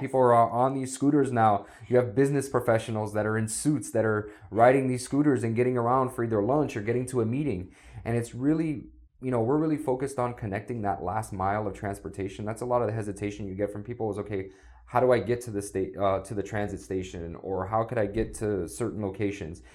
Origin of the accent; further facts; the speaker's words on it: South Florida, United States; I'm a South Florida native. I grew up down here